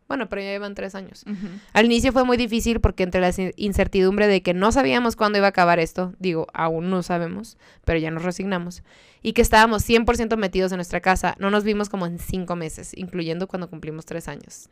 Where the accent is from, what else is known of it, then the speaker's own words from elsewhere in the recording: Mexicali, Baja California, Mexico; yo soy de Mexicali